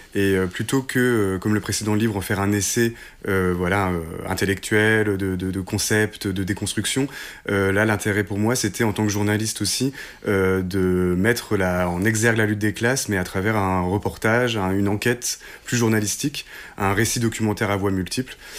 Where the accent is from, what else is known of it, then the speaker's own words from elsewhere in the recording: Hérouville-Saint-Clair, Normandy, France; Nous, on est originaire d'Hérouville-Saint-Clair, qui est une petite banlieue à côté de Caen